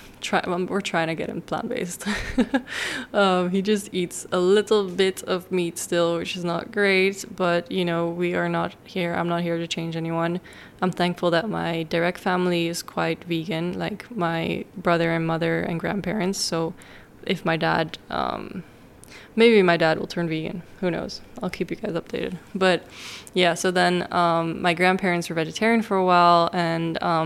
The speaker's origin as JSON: {"language": "English", "town": "Amsterdam", "region": "North Holland", "country": "Netherlands", "tie": "born or raised there", "said": "I was raised in Amsterdam in the Netherlands"}